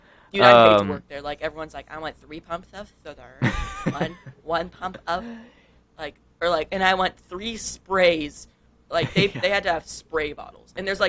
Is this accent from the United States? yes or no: yes; San Diego, California, United States; like San Diego area.